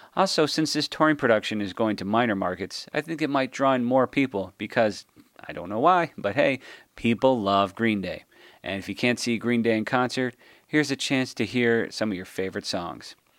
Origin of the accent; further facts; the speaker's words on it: Chicago, Illinois, United States; being a Chicagoan, a punk rock Chicagoan